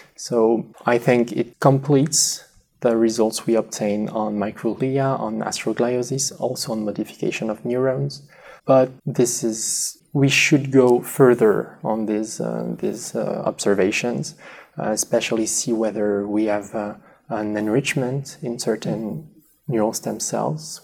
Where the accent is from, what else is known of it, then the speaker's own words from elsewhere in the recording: next to the Spanish border, southwest France, France; English is a second language; moved away as an adult; also born or lived in Paris, France / Lausanne, Switzerland; now in United States; I'm from France, originally in the southwest ne- next to the Spanish border.